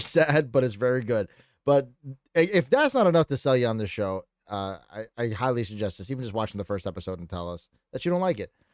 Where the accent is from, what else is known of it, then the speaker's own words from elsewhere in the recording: Connecticut, United States; I'm a stoner from Connecticut